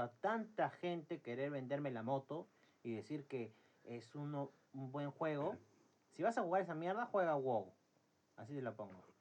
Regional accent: Peru; somos de Perú

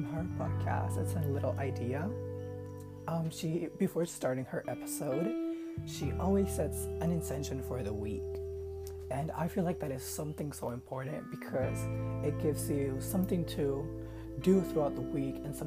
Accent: Puerto Rico; I'm from Puerto Rico, so if my accent is a little annoying, that's why.

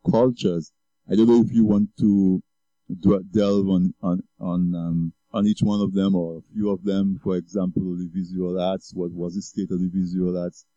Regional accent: Castle Bruce, Saint David Parish, Dominica; I grew up on the East Coast in Castle Bruce

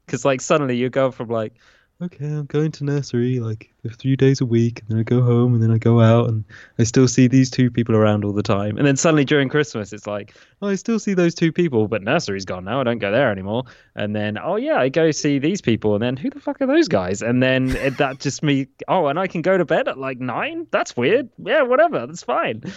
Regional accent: England, United Kingdom; I will pronounce them as an Englishman would

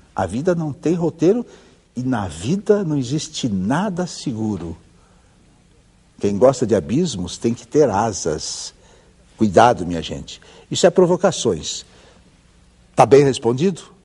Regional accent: Ourinhos, São Paulo, Brazil; Eu que nasci em Ourinhos

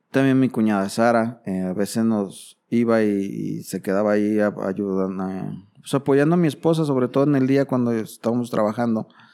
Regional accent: Mexico; Como buen padre mexicano

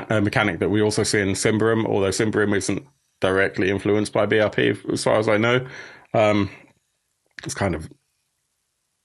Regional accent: United Kingdom; as a Brit that covers a lot of Swedish games

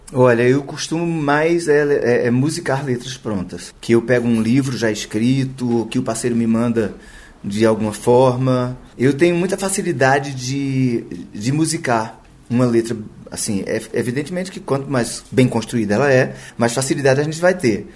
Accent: Campina Grande, Paraíba, Brazil; moved away as an adult; now in Rio de Janeiro, Brazil; Campina Grande é uma cidade muito atrevida, a cidade onde eu nasci, né? No interior da Paraíba

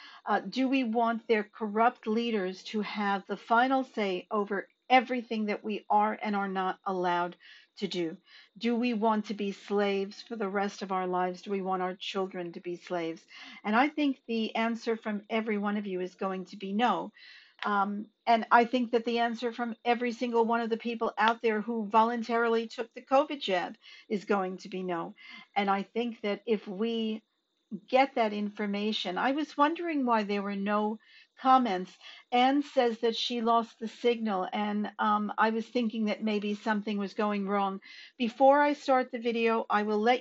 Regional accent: Australia; as Australian citizens

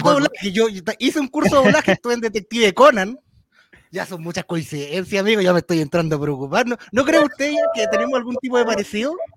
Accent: Valparaíso, Chile; yo soy de Valparaíso

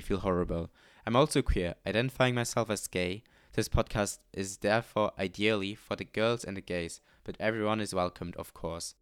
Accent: Luxembourg; moved away as an adult; now in Amsterdam, Netherlands; I'm not native to the Netherlands, I'm from Luxembourg. I came here for my study and have been living here in this beautiful city for almost three years now.

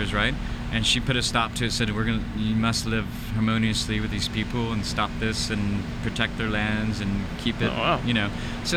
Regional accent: Tennessee, United States; where I was born and raised in Tennessee on a horse farm.

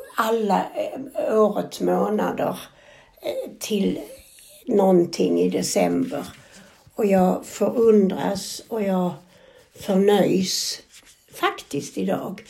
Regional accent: Sweden; vi kommer ifrån Sverige

